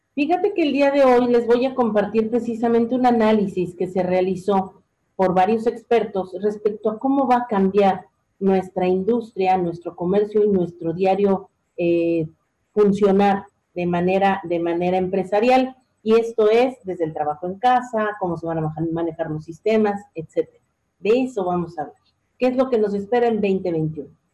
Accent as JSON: {"language": "Spanish", "country": "Mexico", "said": "somos los mexicanos"}